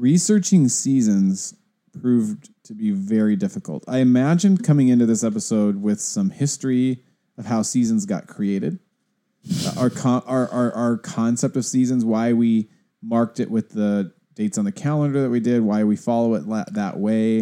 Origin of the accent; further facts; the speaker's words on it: the Northwest, Pacific Northwest, United States; also born or lived in Pasadena; I've only almost exclusively, exclusively ever lived in the Northwest.